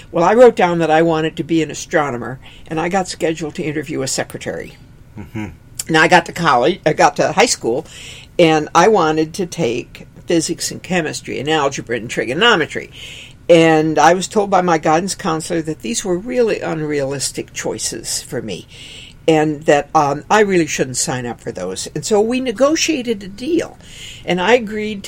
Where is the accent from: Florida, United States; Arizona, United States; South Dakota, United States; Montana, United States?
South Dakota, United States; Aberdeen; I grew up in Aberdeen, South Dakota